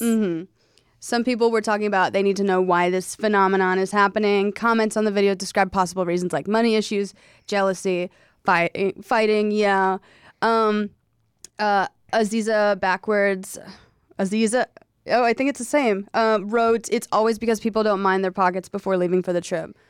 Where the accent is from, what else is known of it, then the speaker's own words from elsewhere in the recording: South Carolina, United States; I was raised in South Carolina